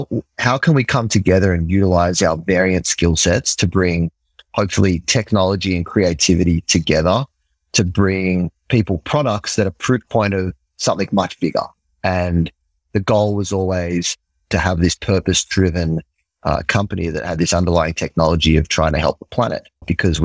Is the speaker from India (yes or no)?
no; Australia; accent: Australian; moved away as an adult; now in New York, United States; So I'm from Australia. Might be able to hear it in me. In the accent.